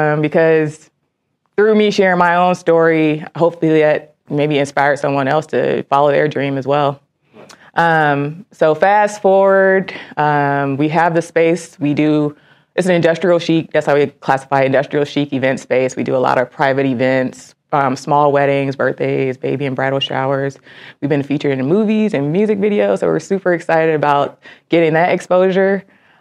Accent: Miami, Florida, United States; moved away as an adult; now in Detroit, United States; I'm born and raised in Miami, Florida, and I'm an Army veteran

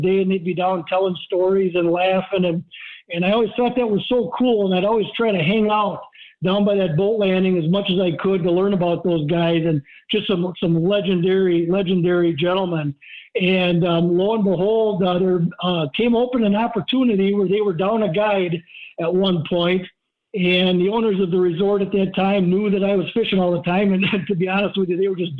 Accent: Hayward, Wisconsin, United States; also born or lived in Iron River, Wisconsin; growing up in Hayward

